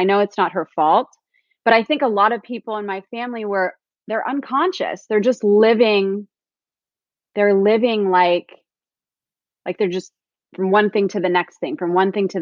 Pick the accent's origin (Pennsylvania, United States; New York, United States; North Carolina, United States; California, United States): California, United States; Orange County; I grew up in Orange County, California, and I grew up in a low-income family